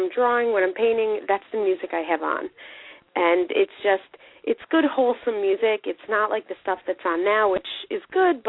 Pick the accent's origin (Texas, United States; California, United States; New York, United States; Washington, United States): New York, United States; New York City; I'm from New York City